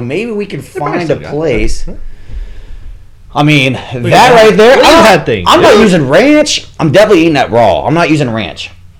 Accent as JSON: {"language": "English", "region": "Ohio", "country": "United States"}